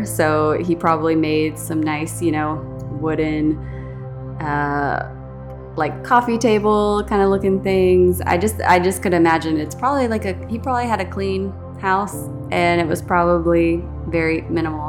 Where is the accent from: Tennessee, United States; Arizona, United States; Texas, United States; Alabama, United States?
Texas, United States; Mesquite; I grew up in Mesquite, Texas